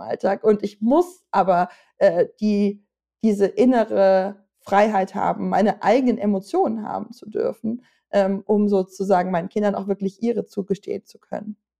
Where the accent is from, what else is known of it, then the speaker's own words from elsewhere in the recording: Germany; als Deutsche